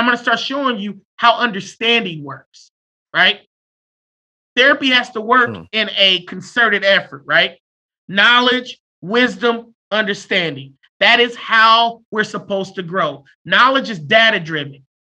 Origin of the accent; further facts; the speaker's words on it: United States; Every one of us, we're American